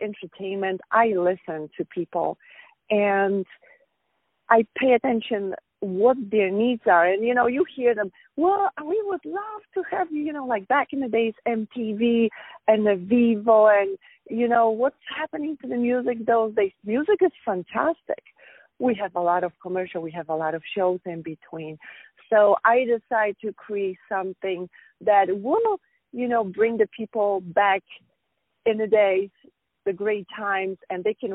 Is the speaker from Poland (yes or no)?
yes; Poland; now in United States; I'm from Poland. I was born in Poland, and I'm in the States for over 20 years.